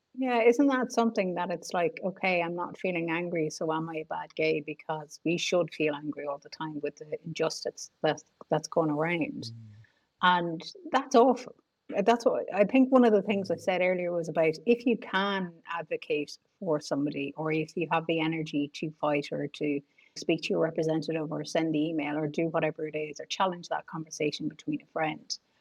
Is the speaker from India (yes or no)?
no; Ireland; especially as a girl growing up in Ireland